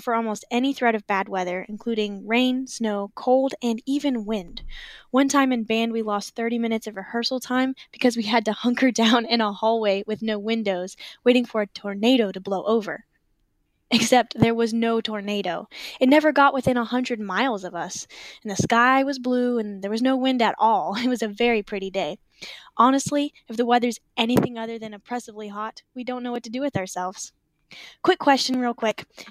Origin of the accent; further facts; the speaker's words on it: South Carolina, United States; as a South Carolinian